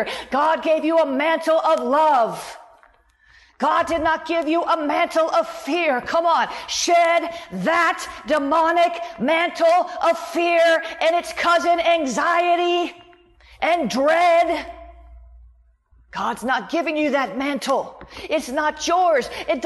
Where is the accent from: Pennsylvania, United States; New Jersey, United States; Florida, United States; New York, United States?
Florida, United States; I'm from Florida. We have swimming pools everywhere